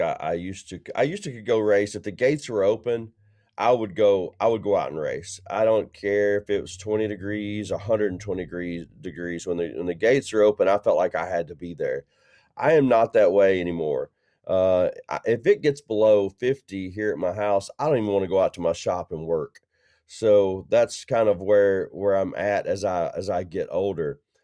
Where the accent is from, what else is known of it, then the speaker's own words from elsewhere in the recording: Middle Tennessee, United States; my hometown